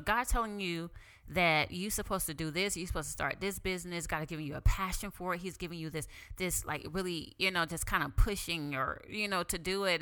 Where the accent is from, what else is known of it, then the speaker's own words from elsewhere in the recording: the Bible Belt, Southern United States, United States; I grew up in the Bible Belt.